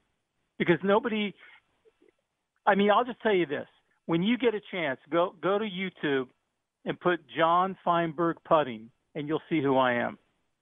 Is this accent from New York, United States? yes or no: no; Miami, Florida, United States; born there; But I was born in Miami, and I'm a real fan.